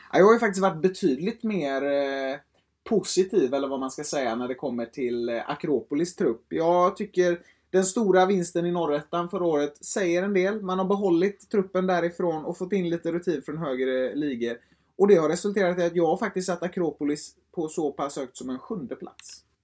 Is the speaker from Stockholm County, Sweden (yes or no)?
no; Gothenburg, Västra Götaland, Sweden; Jag är 18 år, från Göteborg